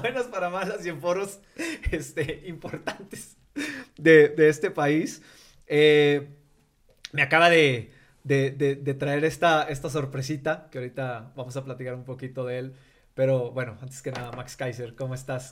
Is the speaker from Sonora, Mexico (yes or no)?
no; Coahuila, Mexico; yo soy de Coahuila